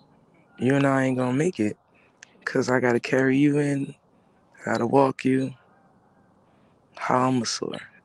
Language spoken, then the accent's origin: English; New Jersey, United States; also born or lived in Brooklyn, New York; I am from New York. I'm from New Jersey. I always call Jersey first because that's my home. I was born in Brooklyn.